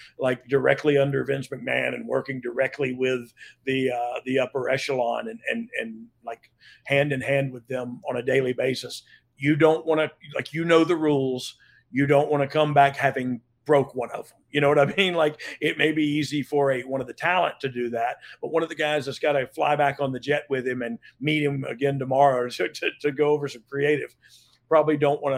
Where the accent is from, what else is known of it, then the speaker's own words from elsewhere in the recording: Pensacola, Florida, United States; I'm from Pensacola